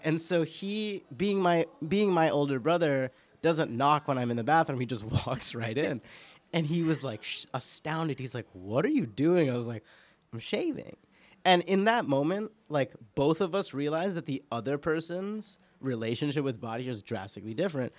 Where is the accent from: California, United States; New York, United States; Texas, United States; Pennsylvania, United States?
New York, United States; I'm an Indian Muslim person born and raised in New York